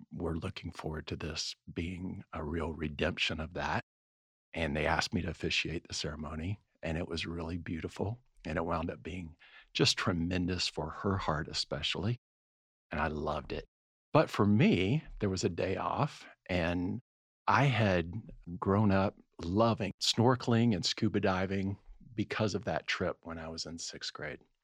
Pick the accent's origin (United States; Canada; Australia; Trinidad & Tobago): United States; Florida; moved away; I grew up in Florida